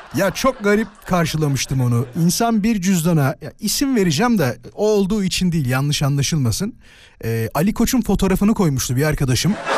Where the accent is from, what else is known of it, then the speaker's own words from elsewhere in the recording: İzmit, Kocaeli, Turkey; ben İzmit'liyim